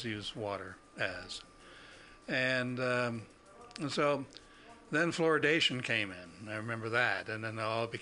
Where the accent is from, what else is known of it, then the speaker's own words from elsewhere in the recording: Ohio, United States; moved away; I grew up in Ohio